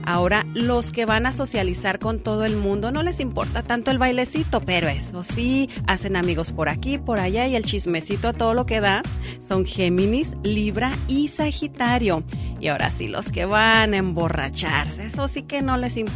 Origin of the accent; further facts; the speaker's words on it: Mexico; Hacemos rendir la mañana como todo mexicano.